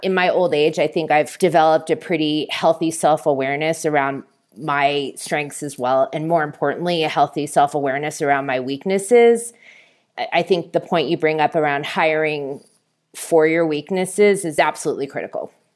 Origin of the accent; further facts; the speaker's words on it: Bay Area, California, United States; moved away as an adult; also born or lived in New York City; I'm from the Bay Area, and I wanted to be closer to my family